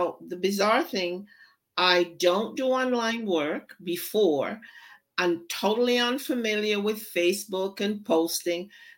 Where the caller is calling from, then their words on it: Windsor, Ontario, Canada; Ontario, Windsor, Ontario.